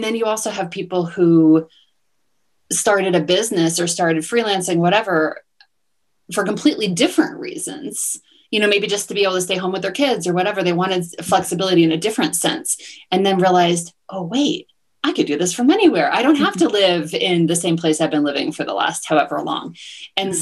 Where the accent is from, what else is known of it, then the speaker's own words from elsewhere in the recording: New Jersey, United States; moved away as an adult; also born or lived in Washington, D.C. / Southeast Asia; now in Mexico; I grew up in New Jersey and went to school in Washington, D.C.